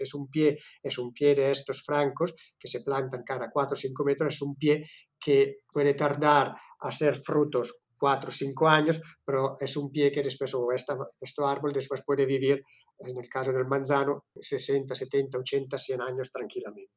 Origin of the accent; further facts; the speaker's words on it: Italy; Spanish is a second language; moved away as an adult; now in Girona, Spain; Yo soy italiano